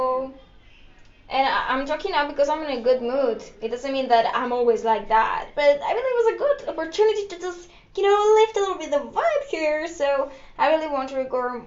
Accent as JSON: {"language": "English", "country": "Greece", "first_language": "Greek", "second_language": "English", "said": "I'm from Greece."}